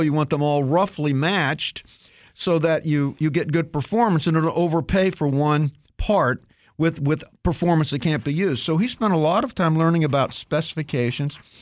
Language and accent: English; Kansas, United States; I grew up in Kansas